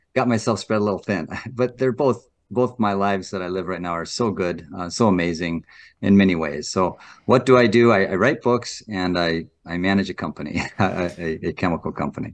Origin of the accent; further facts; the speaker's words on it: North Dakota, United States; I was born and raised in North Dakota